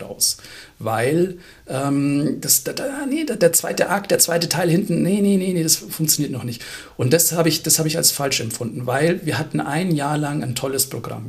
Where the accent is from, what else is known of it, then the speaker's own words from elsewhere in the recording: Munich, Bavaria, Germany; Ich als Münchner